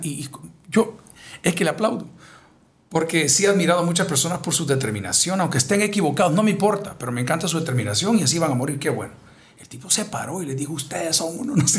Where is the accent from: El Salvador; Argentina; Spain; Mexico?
El Salvador; hombres como nosotros, salvadoreños